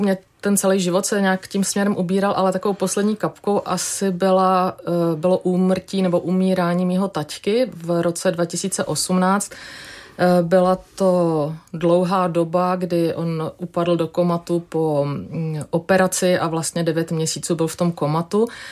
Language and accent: Czech; Vysočina Region, Czechia; also born or lived in Germany; now in Prague, Czechia; já jsem vyrůstala na Vysočině v takové malé vesničce